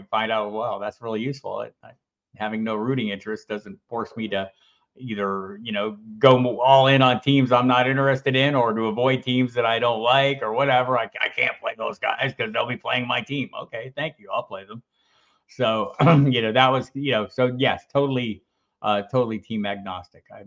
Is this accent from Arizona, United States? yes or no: yes; Tucson, Arizona, United States; I grew up in Tucson